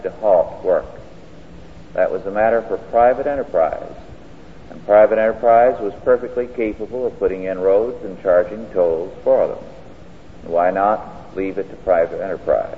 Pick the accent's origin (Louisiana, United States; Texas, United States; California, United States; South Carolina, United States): California, United States; I grew up here in California